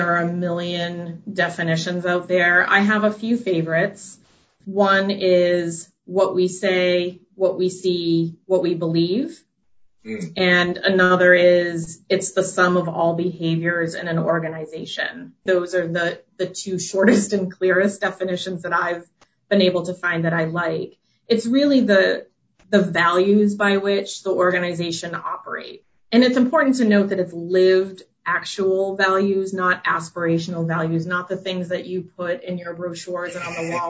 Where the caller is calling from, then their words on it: Westborough, Massachusetts, United States; I am calling in from my home office in Westboro, Massachusetts.